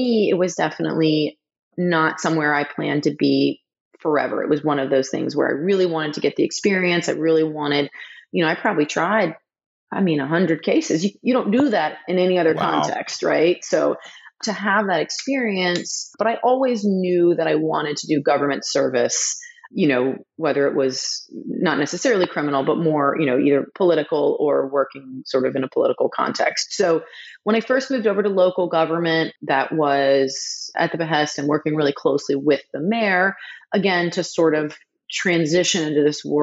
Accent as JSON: {"language": "English", "town": "Charleston", "region": "South Carolina", "country": "United States", "tie": "born or raised there", "said": "I grew up in Charleston"}